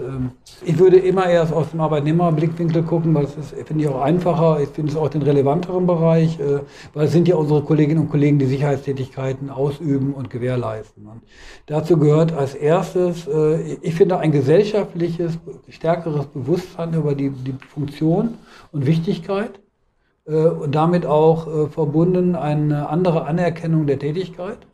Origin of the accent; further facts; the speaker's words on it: Hanover, Lower Saxony, Germany; ich komme aus Hannover